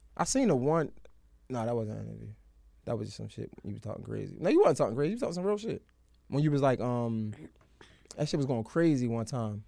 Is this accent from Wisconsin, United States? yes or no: no; Baltimore, Maryland, United States; now in Atlanta, United States; I'm from Baltimore.